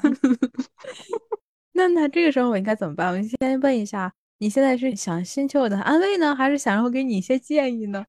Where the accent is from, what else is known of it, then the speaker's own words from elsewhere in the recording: China; moved away as an adult; now in Japan; 我们国内